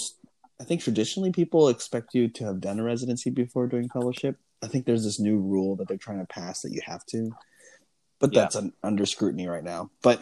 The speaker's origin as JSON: {"language": "English", "town": "Los Angeles", "region": "California", "country": "United States", "also_born_or_lived": "San Marcos, California", "lives_now": "Oakland, United States", "said": "I'm from Los Angeles, California"}